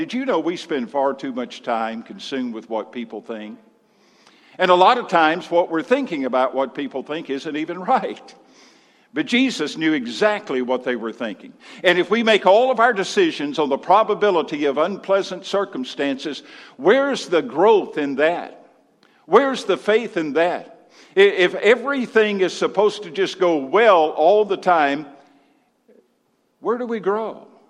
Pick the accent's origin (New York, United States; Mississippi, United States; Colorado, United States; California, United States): Mississippi, United States; I came from Mississippi 26 years ago. And in Mississippi, we had a statement when we were surprised or astonished by something.